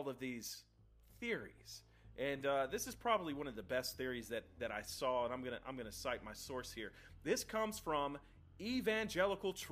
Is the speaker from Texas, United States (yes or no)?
yes; Texas, United States; I come from Texas, and a part of Texas that produces over 40% of the world's cotton